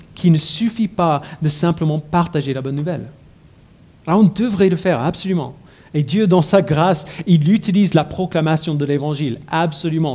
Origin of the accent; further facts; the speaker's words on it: United States; French is a second language; moved away as an adult; J'ai grandi aux États-Unis